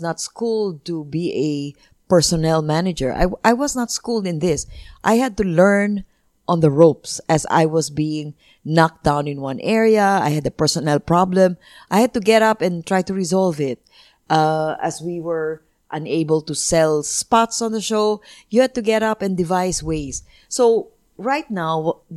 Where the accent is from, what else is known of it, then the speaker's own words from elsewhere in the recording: Philippines; I already had an innate pride in being Filipino